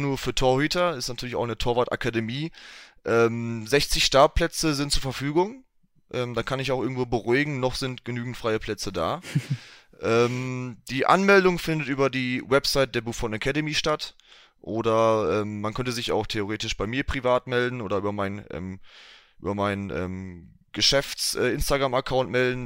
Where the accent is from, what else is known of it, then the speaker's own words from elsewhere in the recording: Enniger, North Rhine-Westphalia, Germany; in Enigalo, 59320 Enigalo. Ähm, mhm. Das ist ähm, mein Heimatort